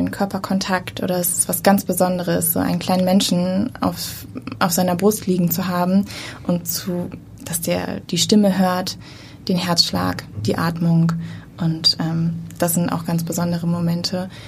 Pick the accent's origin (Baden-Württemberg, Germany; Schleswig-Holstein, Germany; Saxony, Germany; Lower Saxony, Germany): Schleswig-Holstein, Germany; Lübeck; Ich komme eigentlich aus Lübeck